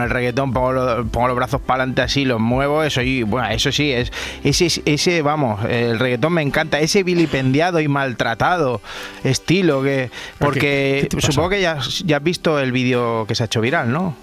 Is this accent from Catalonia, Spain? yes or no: yes; Rubí, Catalonia, Spain; yo, nací en Rubí